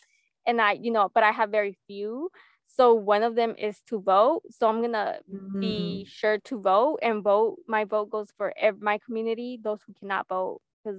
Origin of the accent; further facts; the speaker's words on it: United States; My number one team is and will always be my hometown, the US.